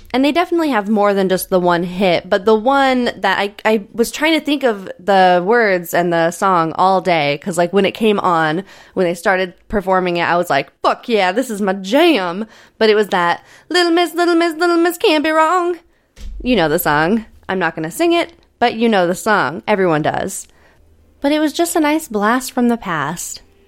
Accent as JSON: {"language": "English", "town": "Altoona", "region": "Iowa", "country": "United States", "tie": "born or raised there", "moved": "yes", "said": "my hometown of Altoona"}